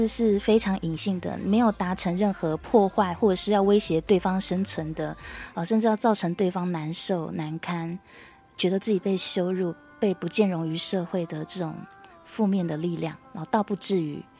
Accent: China; 不过我们中国人有一个好处是什么？就是即便你歧视不太能接受，但是你不会表面上面去做出什么去伤害对方的事情，对不对？

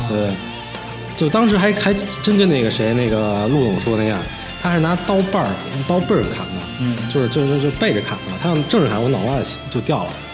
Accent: Beijing, China; 我从小在高院长大

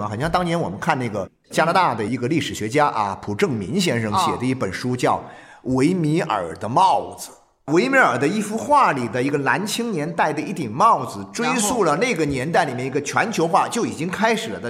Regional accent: Jiangxi, China; also born or lived in Jingdezhen; 我自己作为一个江西人，我曾经有这种感觉。我也很小的时候，也因为家里的原因，在景德镇生活过两年时间。

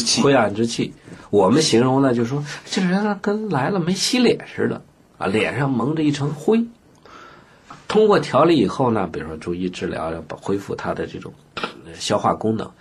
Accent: Beijing, China; 我们北京人说话

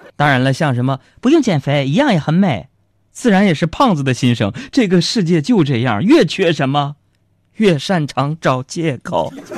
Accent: Changchun, Jilin, China; 我出生在三间的土坯房里边儿，然后呢，我记得小学那会儿呢，我们家就搬到了这个郊区 郊区啊，那个屯儿叫一个叫董家屯的地方，啊，在现在的吉林省长春市这个靖月潭的一个山坳里边儿

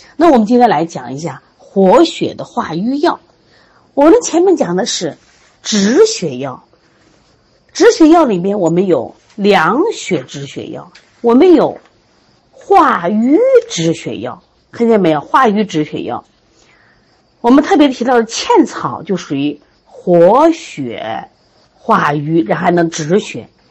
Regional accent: Shandong, China; 我就是山东人

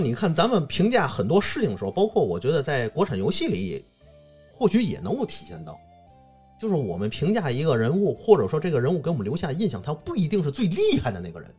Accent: China; 我们中国人信的是什么？信的是自己

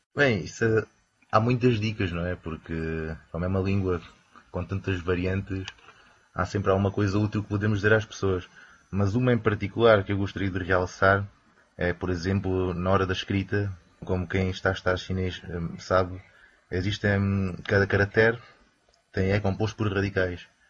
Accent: Campo Maior, Alentejo, Portugal; now in Beijing, China; sou alentejano, mais propriamente de uma pequena terra chamada Campo Maior

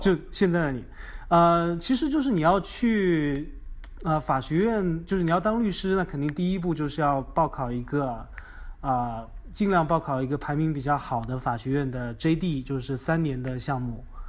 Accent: China; moved away as an adult; now in United States; 咱们就是中国人，就是用咱们的语言优势和文化背景来在美国打一片天地

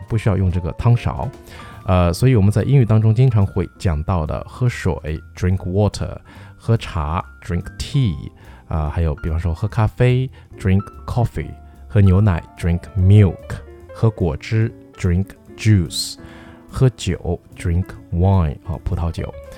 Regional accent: China; 我们中国人喝的这种，比方说鲫鱼汤啊

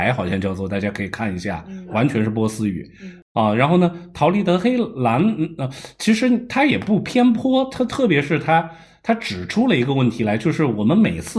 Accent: Iran; 啊，那包括我在伊朗长大，不也是法国视野的？

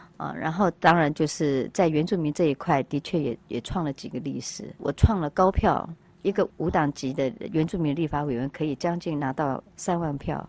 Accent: Taiwan; moved away; 我从山里来的孩子

